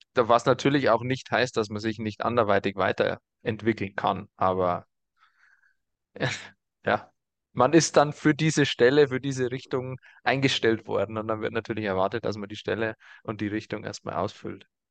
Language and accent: German; Germany; bei uns in Deutschland